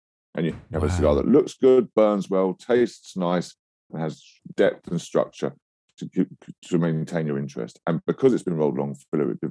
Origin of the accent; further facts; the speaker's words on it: London, United Kingdom; I was born in London